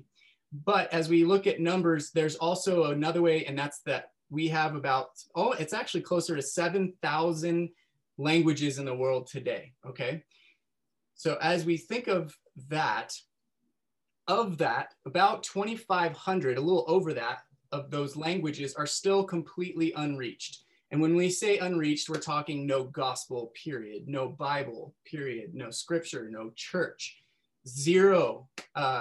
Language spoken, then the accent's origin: English; Northern California, United States; I grew up in Northern California